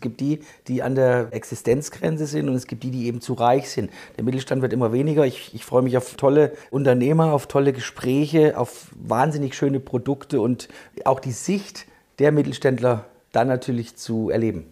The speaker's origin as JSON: {"language": "German", "region": "Thuringia", "country": "Germany", "said": "ich komme aus Thüringen"}